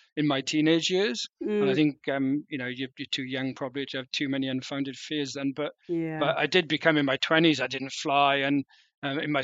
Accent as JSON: {"language": "English", "area": "Rhondda", "region": "South Wales", "country": "United Kingdom", "tie": "born or raised there", "moved": "as an adult", "lives_now": "London, United Kingdom", "said": "I'm originally from South Wales, from the Rhondda in South Wales, mining valleys."}